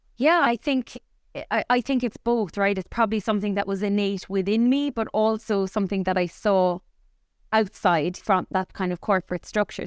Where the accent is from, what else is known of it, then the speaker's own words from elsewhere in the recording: Cork, Munster, Ireland; grew up here in Cork, but my family is all from the west of Ireland, from Mayo and Sligo. So, to Cork people, we were actually considered blow-ins, even though myself and my three brothers were all born and reared in Cork